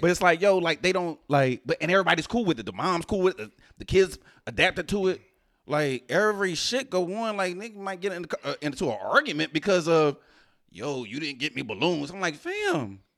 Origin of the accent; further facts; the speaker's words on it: Houston, Texas, United States; I was raised in Houston.